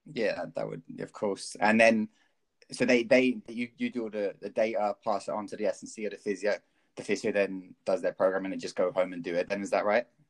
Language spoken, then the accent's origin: English; County Kerry, Munster, Ireland; I grew up down in Kerry